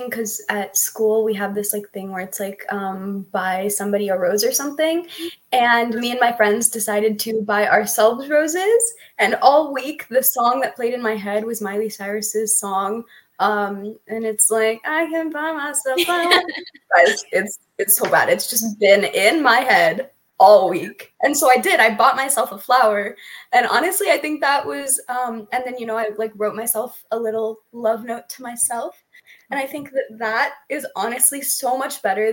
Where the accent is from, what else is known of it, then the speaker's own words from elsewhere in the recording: Southern California, United States; I'm from Southern California